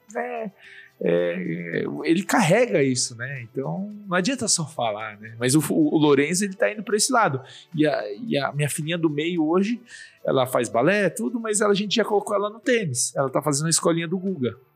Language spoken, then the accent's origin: Portuguese; Suzano, São Paulo, Brazil; eu nasci em Suzano. Legal. É, no interior de São Paulo. E aí eu, é, na minha infância, foi lá.